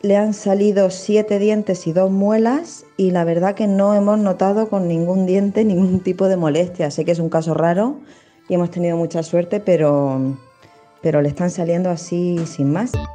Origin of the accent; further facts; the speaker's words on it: Madrid, Community of Madrid, Spain; soy de Madrid